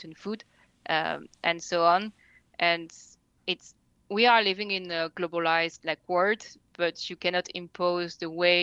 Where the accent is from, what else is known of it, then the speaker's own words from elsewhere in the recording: France; I was born and raised in France, but I'm actually only half French